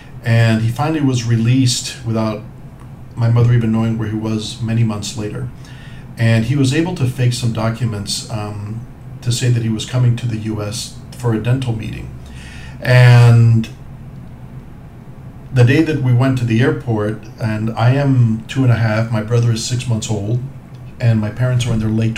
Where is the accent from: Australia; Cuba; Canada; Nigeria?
Cuba; moved away; so I was born in Cuba. I am a Cuban immigrant. And we came after a few years after Castro became the dictator in Cuba.